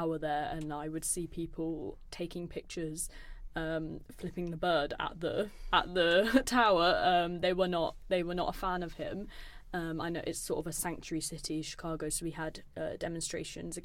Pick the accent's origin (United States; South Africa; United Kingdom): United Kingdom; us being British students there